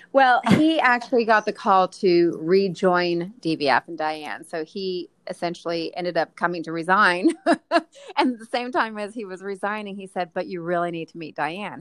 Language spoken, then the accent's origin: English; Texas, United States; moved away as an adult; now in New York, United States; I grew up in Texas